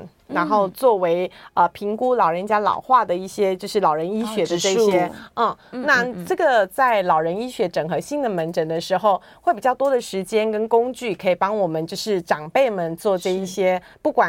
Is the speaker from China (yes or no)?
no; Taiwan; 我台湾人，不是韩系的。